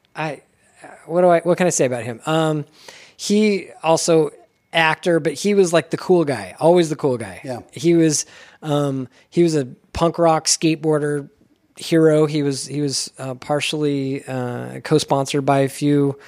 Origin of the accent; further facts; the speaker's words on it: California, United States; moved away; also born or lived in Ogden, Utah / St. George, Utah; So I was born in Ogden but raised in California. I was one years old.